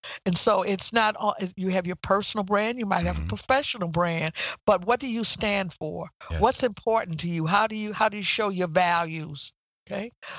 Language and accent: English; Midwest, United States; Okay. I came from the Midwest and I came to Washington, D.C.